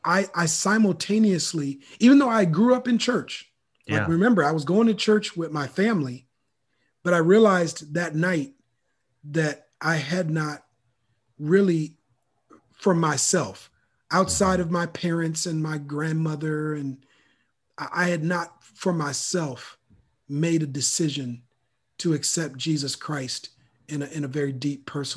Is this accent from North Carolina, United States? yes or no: no; Minneapolis, Minnesota, United States; now in Sacramento, United States; I'm originally from Minneapolis, Minnesota. Okay. And so grew up in the frozen tundra.